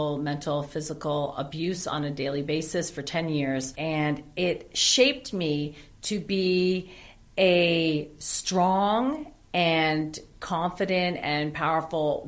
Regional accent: Foxboro, Ontario, Canada; my life on the farm and growing up in Foxborough was very hard

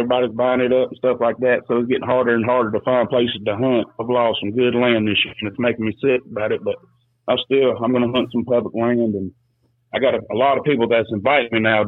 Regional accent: South Louisiana, United States; moved away as an adult; also born or lived in Atchafalaya Basin, Louisiana / Jeanerette, Louisiana; now in Alabama, United States; I grew up in South Louisiana, frogging and trapping and duck hunting

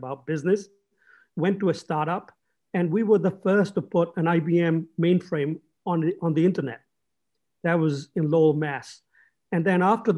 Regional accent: England, United Kingdom; I grew up in England

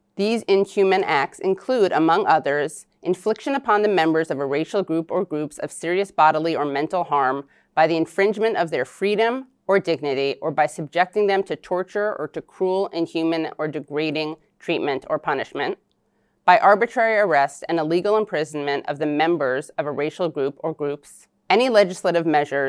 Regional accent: New York City, New York, United States; I was born in New York City. My great-grandparents and the family before them were from Eastern Europe.

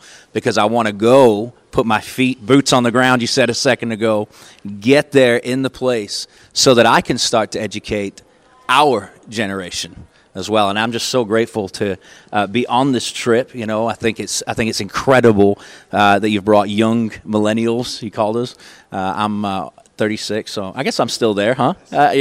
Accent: Manchester, North West England, United Kingdom; moved away as an adult; also born or lived in East Texas; now in Longview, Texas, United States; I was born in Manchester, England, actually. I lived there for 18 years and moved to East Texas in 1997

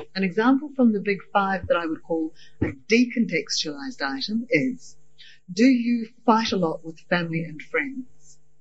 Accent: Scotland, United Kingdom; also born or lived in New Zealand; now in Australia; I was raised initially in Scottish culture

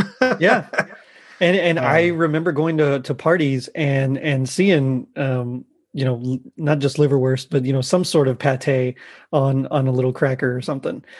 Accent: Texas, United States; I'm from Texas

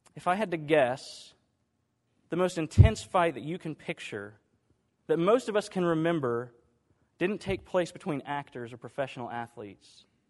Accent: Dallas, Texas, United States; I grew up in Dallas

